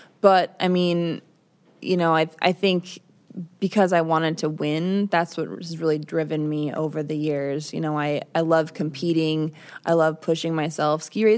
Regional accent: Midwest, United States; Well, we are from the Midwest, so, you know.

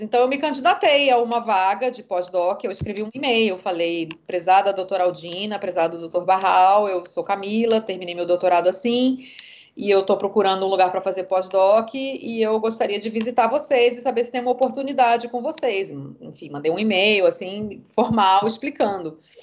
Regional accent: Rio de Janeiro, Brazil; moved away as an adult; also born or lived in São Paulo / England; now in Salvador, Brazil; sou nascida em São Paulo, criada no Rio de Janeiro, moradora da Bahia já tem 23 anos.

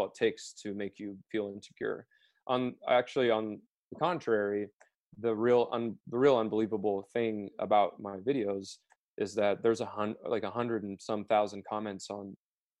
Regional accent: Wichita, Kansas, United States; I grew up in Wichita, Kansas

